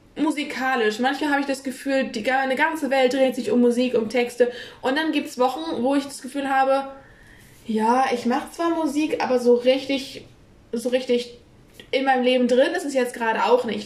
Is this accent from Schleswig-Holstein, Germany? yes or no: yes; Kiel, Schleswig-Holstein, Germany; ich identifiziere mich, wenn man jetzt so sagt, als Kielerin, weil ich bin hier in Kiel groß geworden